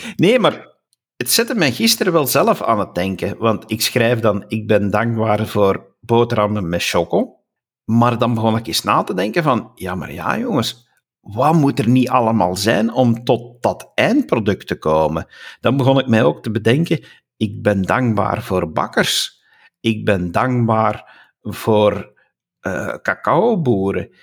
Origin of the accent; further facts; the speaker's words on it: Flanders, Belgium; first language Dutch; als Vlaming